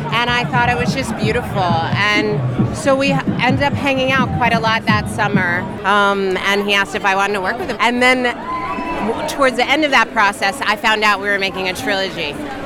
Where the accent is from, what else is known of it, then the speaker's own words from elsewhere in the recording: United States; Oh, my nationality is definitely American.